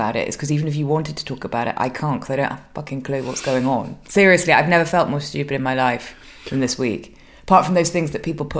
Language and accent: English; United Kingdom; now in Brussels, Belgium; I am another British disaffected Brit living in Brussels.